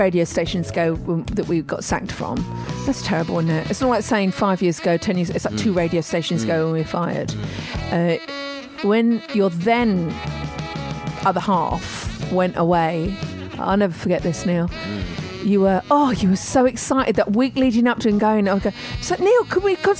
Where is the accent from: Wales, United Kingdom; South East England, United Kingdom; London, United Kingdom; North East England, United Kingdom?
South East England, United Kingdom; Tunbridge Wells; when we were growing up in Tunbridge Wells